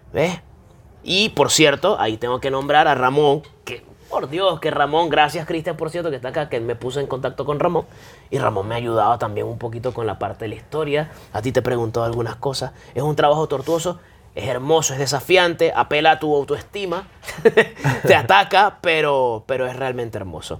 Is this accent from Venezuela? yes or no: yes; Venezuela